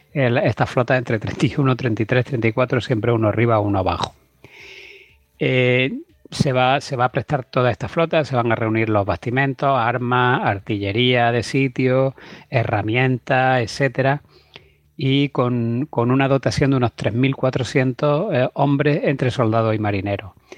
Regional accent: Cuevas de San Marcos, Andalusia, Spain; Lucena está a 15 kilómetros de mi pueblo, que es Cuevas de San Marcos, que es provincia de Málaga

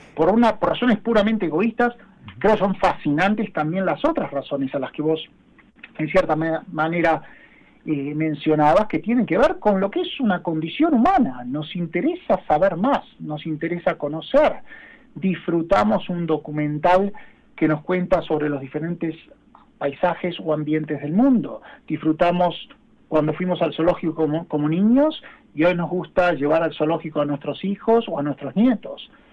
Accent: Argentina; Yo soy argentino, trabajo en Sudamérica

